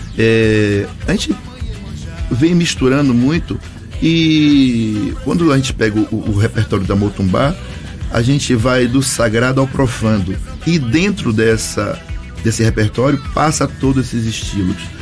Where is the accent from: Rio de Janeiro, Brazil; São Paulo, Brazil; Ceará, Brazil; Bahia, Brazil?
Bahia, Brazil; Salvador; Eu venho do Candial, bairro de Salvador, Bahia